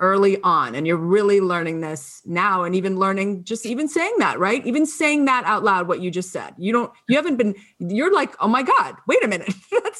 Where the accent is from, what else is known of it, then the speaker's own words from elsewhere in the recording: Raleigh, North Carolina, United States; I was born in North Carolina, which I was. Uh-huh. Go Raleigh, North Carolina.